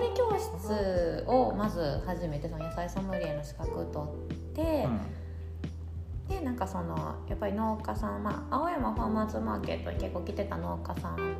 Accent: Ikoma, Nara, Japan; moved away as an adult; also born or lived in Tokyo; 私奈良出身奈良というか、まあ、生駒出身

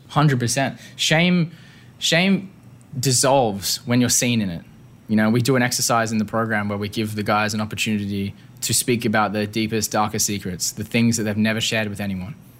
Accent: Perth, Western Australia, Australia; moved away; Growing up in Perth

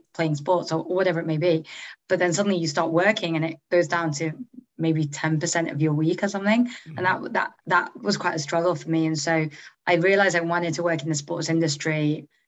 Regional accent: Manchester, North West England, United Kingdom; moved away as an adult; also born or lived in Oxford / New York / San Francisco; I grew up in Manchester.

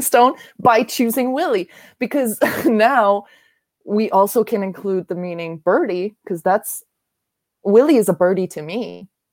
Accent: Germany; moved away as an adult; also born or lived in Japan / Korea; now in New York, United States; I'm from Germany. I was born and raised here. I went to school here.

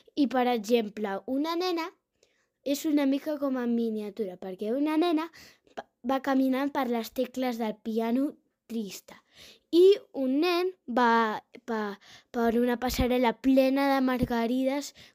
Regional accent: Terrassa, Catalonia, Spain; tinc 9 anys i sóc de Terrassa

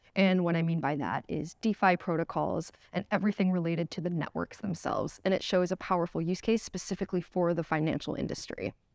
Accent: United States; moved away; I am from the United States originally

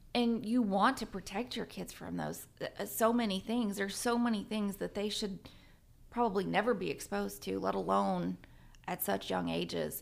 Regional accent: Southern Virginia, United States; now in Guthrie, United States; I grew up in Southern Virginia.

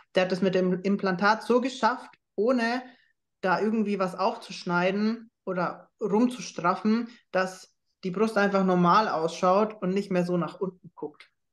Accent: Schweinfurt, Bavaria, Germany; Ich komme ja aus Schweinfurt

